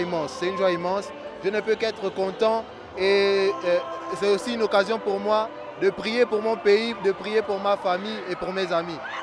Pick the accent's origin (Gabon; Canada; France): Gabon; je viens du Gabon